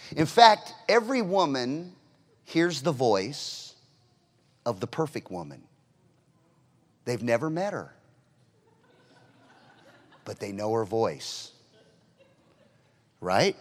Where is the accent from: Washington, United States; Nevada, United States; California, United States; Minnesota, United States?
California, United States; I'm obviously from California.